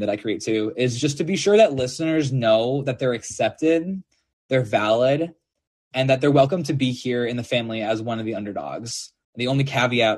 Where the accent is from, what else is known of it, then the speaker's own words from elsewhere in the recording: St. Paul, Minnesota, United States; now in Nashville, United States; I'm from St. Paul, Minnesota